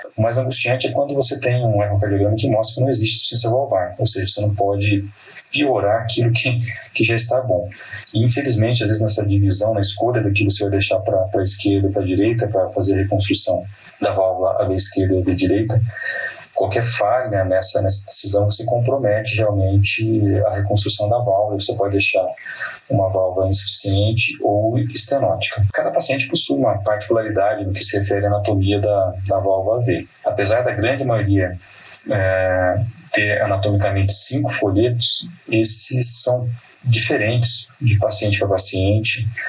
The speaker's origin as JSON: {"language": "Portuguese", "region": "Paraná", "country": "Brazil", "tie": "born or raised there", "moved": "as an adult", "lives_now": "São Paulo, Brazil", "said": "sou natural do Paraná"}